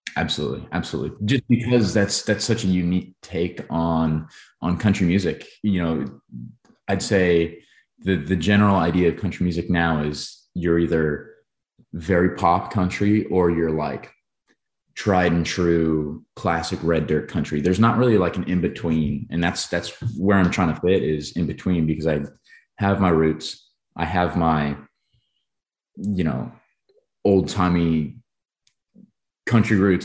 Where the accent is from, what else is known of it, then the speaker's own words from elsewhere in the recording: Billings, Montana, United States; my hometown, Billings, Montana